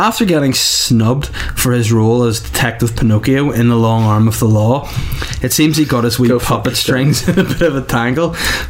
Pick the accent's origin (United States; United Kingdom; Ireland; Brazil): Ireland; I'm Irish.